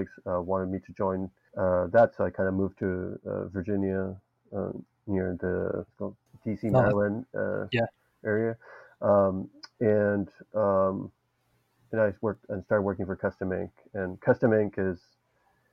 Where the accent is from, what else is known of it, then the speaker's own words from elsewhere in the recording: Dominican Republic; moved away as an adult; also born or lived in Boston; I came from the Dominican Republic and did my PhD in Boston